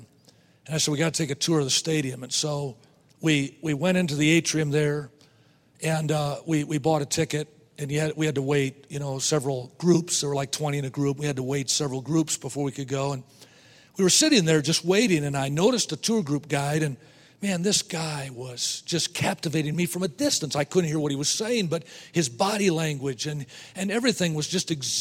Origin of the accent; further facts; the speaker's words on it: Wisconsin, United States; I was raised in Wisconsin, so I've been a Green Bay Packer fan all my life